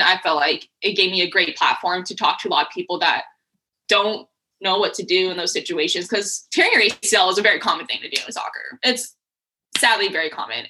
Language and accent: English; Colorado Springs, Colorado, United States; also born or lived in Texas; now in Tacoma, United States; I grew up in Colorado. Mm-hmm. And like Colorado Springs.